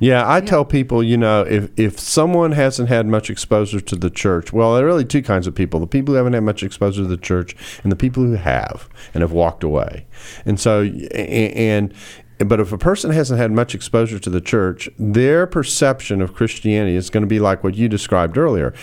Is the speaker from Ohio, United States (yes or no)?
no; Houston, Texas, United States; now in Dallas, United States; my hometown, Houston, Texas. I am a Houstonian in exile in Dallas.